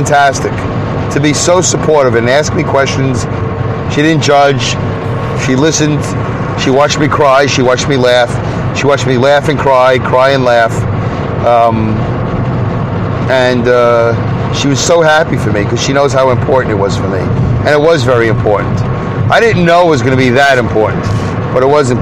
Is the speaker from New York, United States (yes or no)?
yes; Brooklyn, New York, United States; accent: Brooklyn; growing up in Brooklyn